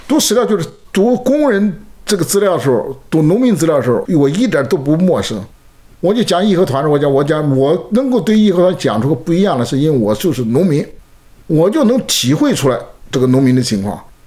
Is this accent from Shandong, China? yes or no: no; Suixi, Anhui, China; moved away as an adult; also born or lived in Shanghai; 我反正从安徽来的说普通话说不清楚